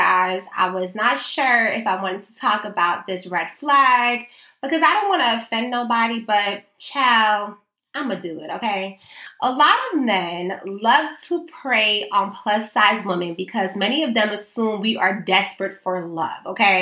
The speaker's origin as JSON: {"language": "English", "town": "New York City", "region": "New York", "country": "United States"}